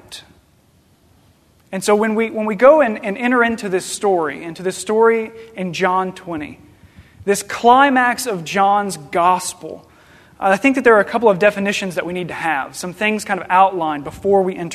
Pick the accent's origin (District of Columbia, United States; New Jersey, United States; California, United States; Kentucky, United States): Kentucky, United States; Paducah; also born or lived in Murray, Kentucky; I grew up in Paducah, Kentucky, in this little suburb called Hendren, which is a suburb of Lone Oak